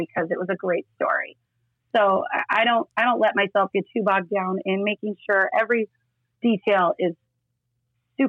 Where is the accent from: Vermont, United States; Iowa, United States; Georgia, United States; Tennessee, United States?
Iowa, United States; Estherville; moved away as an adult; now in Sioux Falls, United States; I grew up in Northwest Iowa.